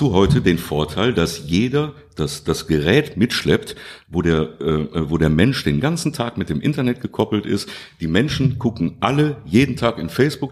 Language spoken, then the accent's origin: German; Duisburg, North Rhine-Westphalia, Germany; moved away as an adult; now in Krefeld, Germany; ich bin da geboren worden in Duisburg-Rheinhausen und ähm, ich habe wirklich in unterschiedlichsten Stadtteilen gelebt